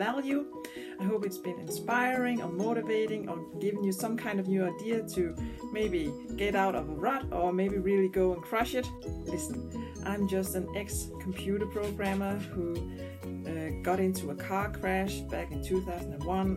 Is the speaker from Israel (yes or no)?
no; Denmark; first language Danish; English is a second language; Danish is my first language